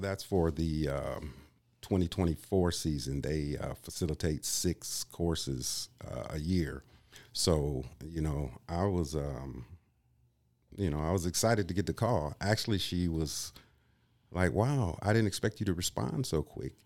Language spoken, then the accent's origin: English; Kenosha, Wisconsin, United States; also born or lived in Illinois; now in Green Bay, United States; I'm originally from Illinois. I grew up in Kenosha, Wisconsin.